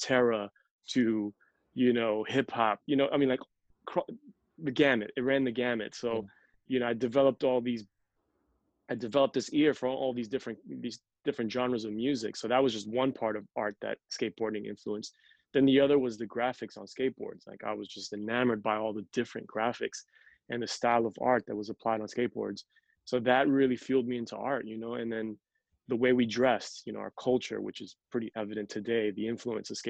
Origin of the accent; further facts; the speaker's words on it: New York City, New York, United States; first language Spanish; English is a second language; moved away as an adult; now in Los Angeles, United States; I was born and raised in Queens